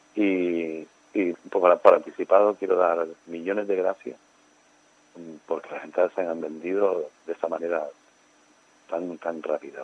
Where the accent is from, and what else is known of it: Canary Islands, Spain